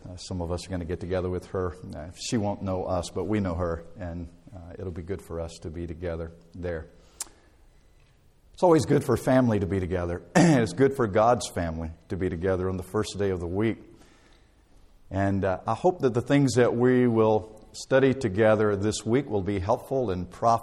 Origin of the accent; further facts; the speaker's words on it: Dothan, Alabama, United States; I grew up in Dothan, Alabama, and lived there all of my life until I went away to college